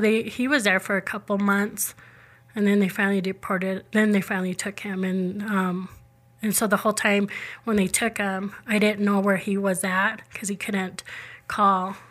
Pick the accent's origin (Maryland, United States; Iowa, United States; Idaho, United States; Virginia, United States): Idaho, United States; Rexburg; born and raised in Rexburg all my life, so I've never moved out of Idaho.